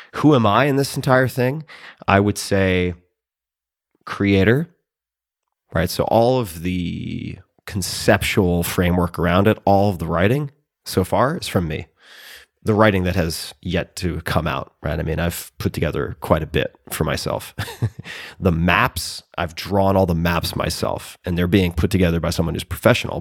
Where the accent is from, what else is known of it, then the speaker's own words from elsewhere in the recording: Long Island, New York, United States; I'm from Long Island